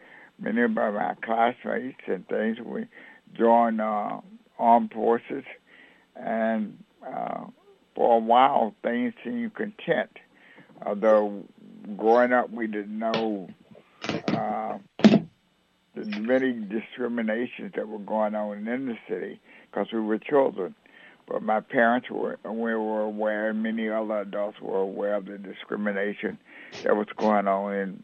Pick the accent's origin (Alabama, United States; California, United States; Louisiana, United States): Louisiana, United States; Bogalusa; Well, I think Bogalusa was really kind of a unique place to grow up, kind of different from most southern towns, because Bogalusa was had a factory in it, and so it was not a town that depended on agriculture